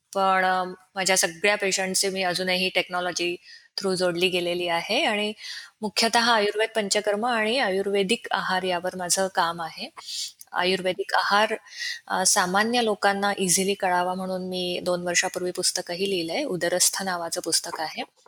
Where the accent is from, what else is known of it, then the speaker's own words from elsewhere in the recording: Pune, Maharashtra, India; moved away as an adult; now in Orlando, United States; मी मूळची आहे पुण्याची